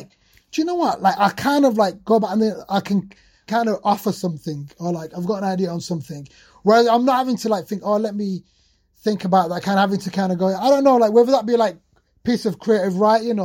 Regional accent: Sheffield, Yorkshire and the Humber, United Kingdom; coming to the UK, like growing up in Sheffield, post-industrial city

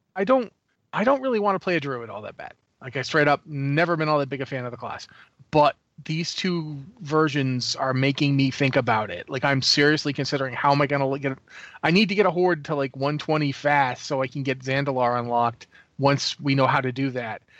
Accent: New England, United States; I grew up in New England

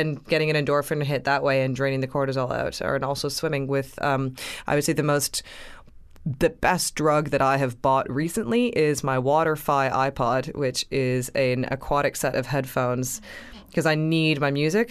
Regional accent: Canada; I'm a Canadian girl

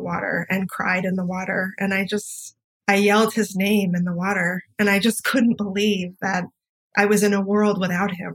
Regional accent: Santa Barbara, California, United States; also born or lived in Los Angeles; I grew up in Santa Barbara

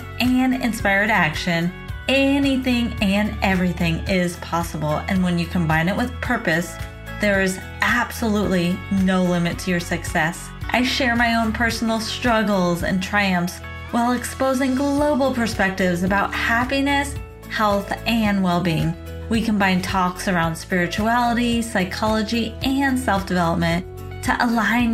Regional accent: San Diego, California, United States; moved away; coming all the way from my hometown of San Diego, California.

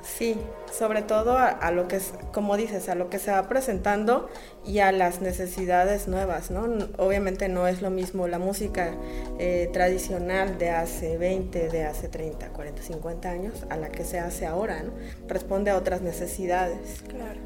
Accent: Uruapan, Michoacán, Mexico; moved away as an adult; now in La Piedad, Mexico; soy originaria de Uruapan, Michoacán

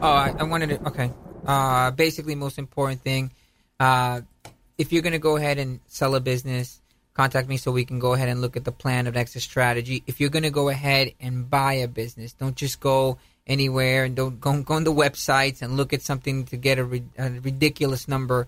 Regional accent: New York, United States; now in Tampa, United States; I'm from New York

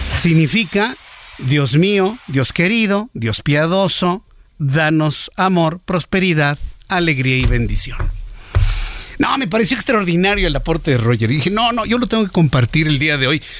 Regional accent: Mexico; en México nos gusta mucho la porra

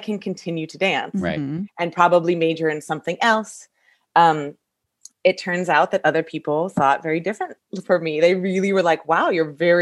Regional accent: San Luis Obispo, California, United States; I grew up in San Luis Obispo area, which is a little bit between the Bay Area

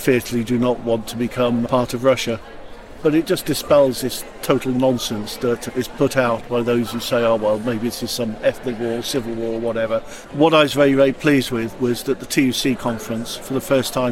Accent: Wales, United Kingdom; first language Ukrainian; I regard myself as Ukrainian Welsh

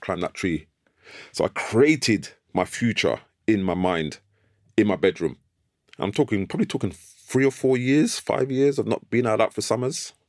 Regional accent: London, United Kingdom; I grew up in North London, Islington, near Archway Station

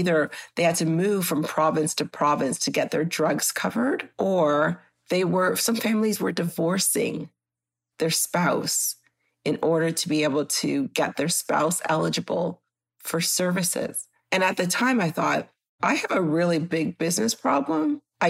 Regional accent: Grenada; now in Canada; Yes, we were told, because we came from Grenada, that a Grenadian was running and we had to go to Toronto to help her.

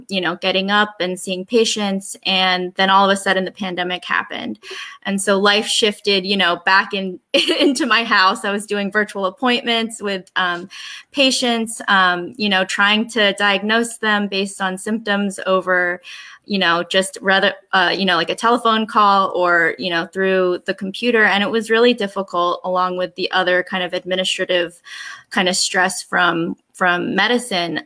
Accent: Delaware, United States; moved away as an adult; also born or lived in New York; now in New Jersey, United States; My parents immigrated here in the 70s, and I was raised in Delaware

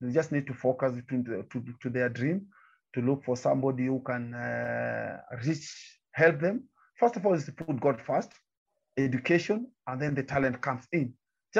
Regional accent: Nyanza, Kenya; I'm coming from the Nyanza province in Kenya, near to Lake Victoria.

